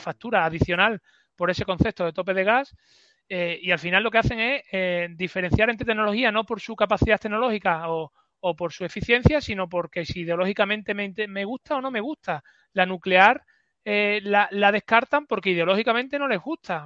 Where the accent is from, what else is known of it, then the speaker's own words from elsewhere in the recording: Extremadura, Spain; lo que me niega a mí como extremeño